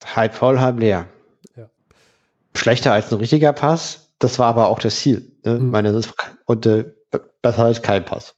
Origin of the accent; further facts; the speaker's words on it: Berlin, Germany; ich komme aus Köpenick